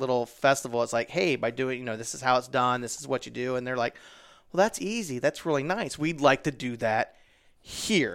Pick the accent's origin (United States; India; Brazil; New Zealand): United States; Midwest; I'm from the Midwest